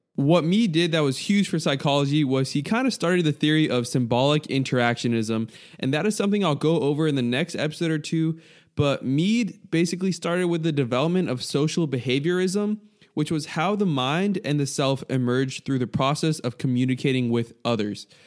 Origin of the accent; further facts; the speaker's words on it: United States; I'm an American